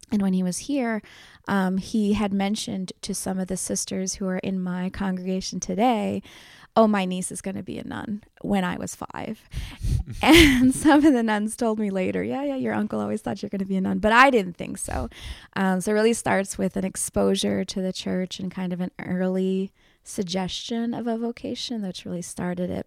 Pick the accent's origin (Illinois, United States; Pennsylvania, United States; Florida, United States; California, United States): Pennsylvania, United States; Philadelphia; I was born and raised in Philadelphia. My parents came from India in the seventies.